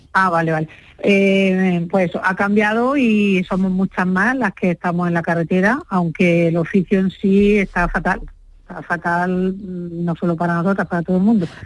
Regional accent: Huéscar, Granada, Andalusia, Spain; en mi pueblo es lo que estamos haciendo, Huesca, yo soy de Huesca, Granada

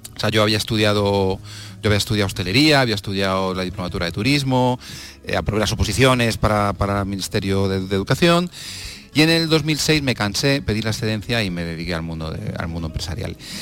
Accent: Madrid, Community of Madrid, Spain; now in Madrid, Spain; Yo nací en Madrid, pero es verdad que, bueno, eh, tenemos casa en el pueblo, hemos venido siempre

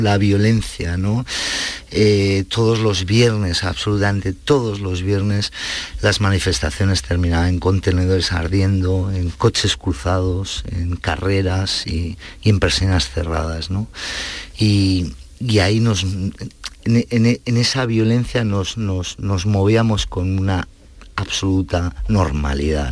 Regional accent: Basque Country, Spain; moved away; al ser hijos de inmigrantes y de una clase media obrera tirando a baja, nosotros íbamos a colegios públicos, donde eh, el euskera Mm, se estudiaba prácticamente como el francés

